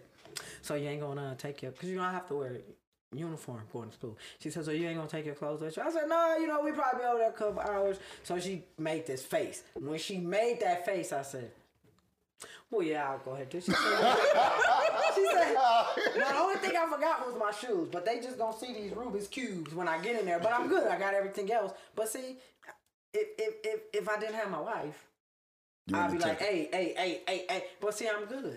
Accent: Los Angeles, California, United States; now in Atlanta, United States; I'm from the jungle.

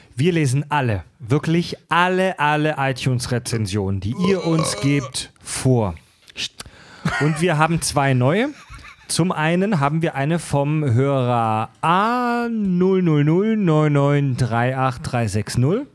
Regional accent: Kieselbronn, Baden-Württemberg, Germany; also born or lived in Mühlacker; ich bin gebürtig Schwabe, geboren in Mühlacker, das ist Württemberg, aufgewachsen in Baden, in Kieselbronn

